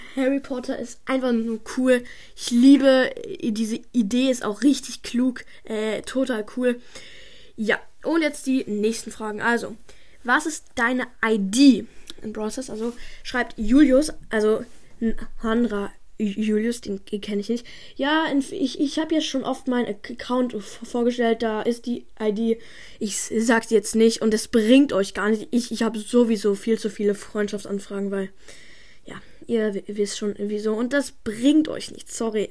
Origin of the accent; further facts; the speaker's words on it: Munich, Bavaria, Germany; now in Berlin, Germany; ich bin in, in München geboren